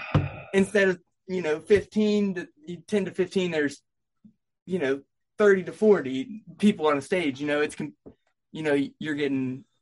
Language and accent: English; Southern Ohio, United States; To be honest, I'm from Southern Ohio.